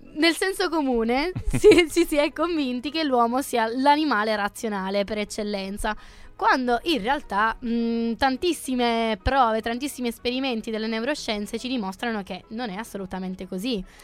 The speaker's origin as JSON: {"language": "Italian", "region": "Sardinia", "country": "Italy", "said": "Io sono sarda"}